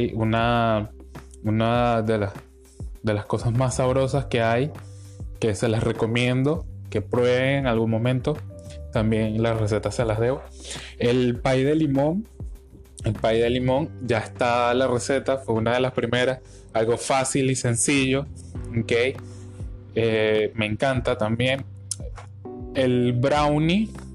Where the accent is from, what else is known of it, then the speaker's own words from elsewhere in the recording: Venezuela; todo lo que nos caracteriza como venezolanos